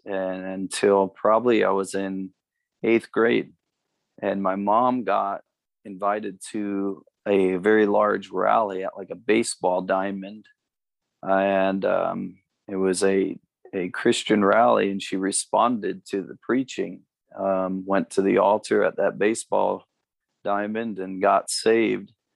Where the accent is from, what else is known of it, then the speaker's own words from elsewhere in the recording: Amherst, Ohio, United States; moved away as an adult; also born or lived in Cleveland, Ohio / California / Texas / Phoenix; now in Cincinnati, United States; I was born and raised in in uh, northern Ohio. I was born in Cleveland